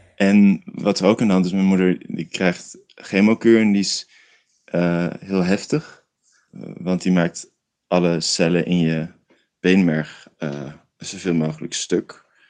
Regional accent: Rotterdam, South Holland, Netherlands; now in Rotterdam, Netherlands; dus toen ben ik opeens terug verhuisd naar Rotterdam, waar ik vandaan kom

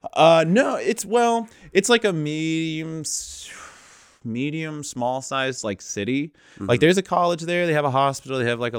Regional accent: Lewistown, Missouri, United States; I grew up in a place called Lewistown, Missouri.

